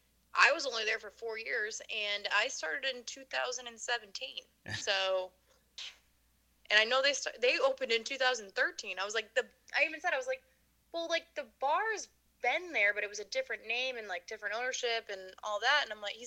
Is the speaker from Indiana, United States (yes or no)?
no; Chicago, Illinois, United States; moved away; And I was like, I'm from Chicago. And he's like, well, where? And I said, well, you know, I actually was from the South suburbs. I was like, but I worked in the city for, you know, quite a few years. I worked in the South Loop and I worked in Wrigleyville.